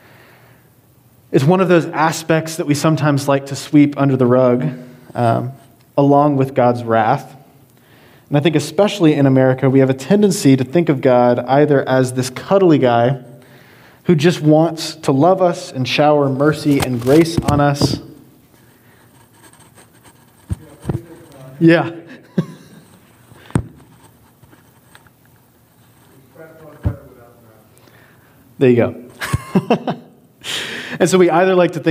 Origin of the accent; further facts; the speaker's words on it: Georgia, United States; now in Hanover, United States; I'm originally from Georgia